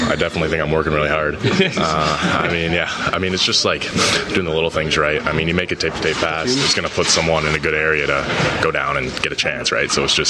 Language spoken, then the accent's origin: English; Barrie, Ontario, Canada; Barry, my hometown